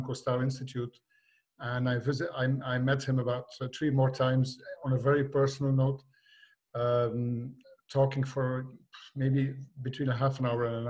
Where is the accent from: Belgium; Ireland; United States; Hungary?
Belgium; also born or lived in Limburg; I was from Belgium